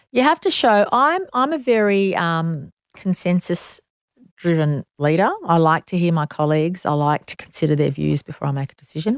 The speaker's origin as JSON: {"language": "English", "town": "Sydney", "region": "New South Wales", "country": "Australia", "tie": "born or raised there", "said": "I'm so proud to, to be born in Sydney, New South Wales, Australia."}